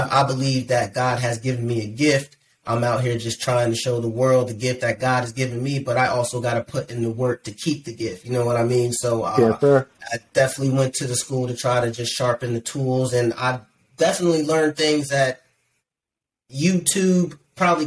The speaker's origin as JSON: {"language": "English", "area": "Aliquippa, Ambridge, Sewickley, Monaca", "region": "Pennsylvania", "country": "United States", "tie": "born or raised there", "said": "I grew up in, I was born in around Aliquippa, Ambridge, Swickley, Monaca. Shout out to the 724 412"}